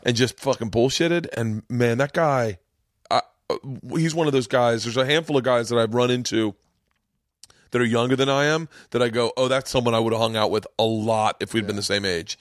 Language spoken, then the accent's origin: English; Florida, United States; I grew up in Florida.